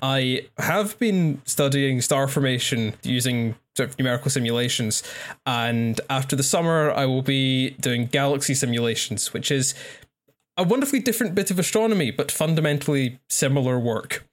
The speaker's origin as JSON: {"language": "English", "region": "Scotland", "country": "United Kingdom", "said": "I'm Scottish."}